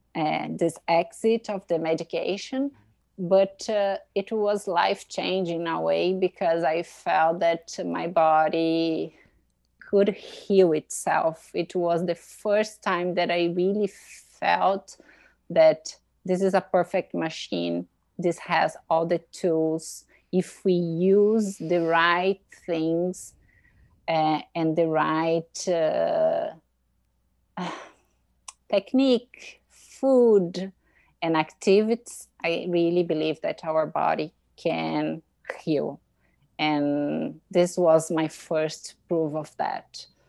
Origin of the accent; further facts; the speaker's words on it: Brazil; English is a second language; moved away as an adult; now in Boston, United States; I'm from Brazil. I grew up in the countryside of Brazil